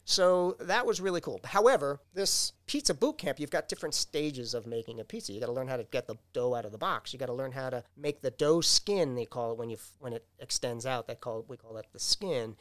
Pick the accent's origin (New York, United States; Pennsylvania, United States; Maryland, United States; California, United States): New York, United States; now in Downers Grove, United States; I grew up in New York